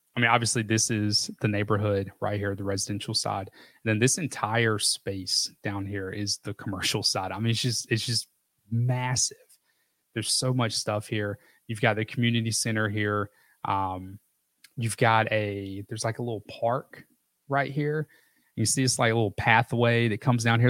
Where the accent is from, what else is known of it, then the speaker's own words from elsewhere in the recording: North Carolina, United States; I'm from, I'm from North Carolina